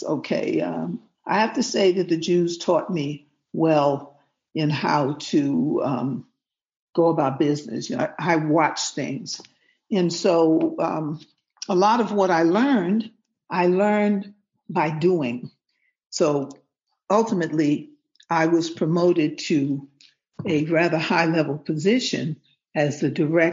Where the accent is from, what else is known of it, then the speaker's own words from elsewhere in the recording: New York City, New York, United States; moved away; also born or lived in Ghana; originally, I'm from New York City, okay? Born, raised, educated in the Rotten Apple